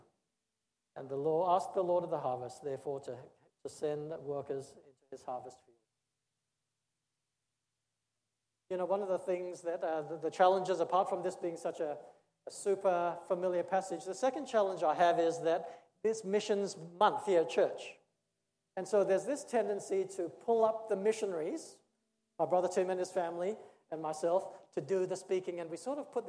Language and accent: English; Australia; moved away as an adult; also born or lived in Singapore / India; I was born in Singapore, but I grew up in Australia. I spent 30 years there